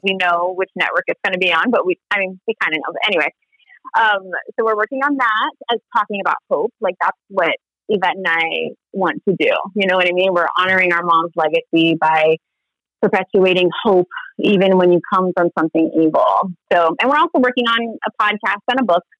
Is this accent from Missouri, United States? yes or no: no; Honolulu, Hawaii, United States; moved away; also born or lived in Pacific Northwest; I'm from Honolulu, Hawaii, which I think is paradise on earth